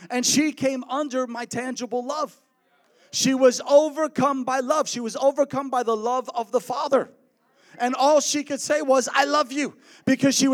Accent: New York, United States; I grew up in New York. I was a New Yorker, New Yorker. But look, when you're a New Yorker, you can't talk like this everywhere you travel.

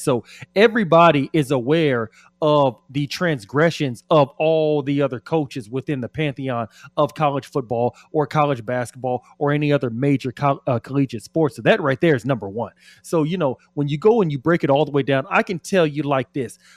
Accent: Austin, Texas, United States; I'm from Austin

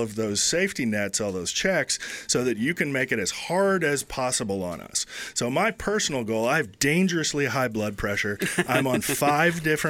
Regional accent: Bakersfield, California, United States; now in Boise, United States; I'm from Bakersfield

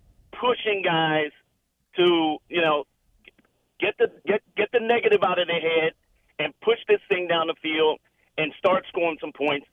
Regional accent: Washington, District of Columbia, United States; now in Las Vegas, United States; I'm from Washington, D.C., and mm-hmm. I used to be a season ticket holder in D.C.

